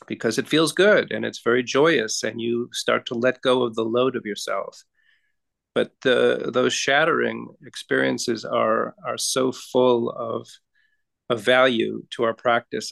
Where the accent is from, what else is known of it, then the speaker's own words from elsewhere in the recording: Massachusetts, United States; as a boy, I grew up in Massachusetts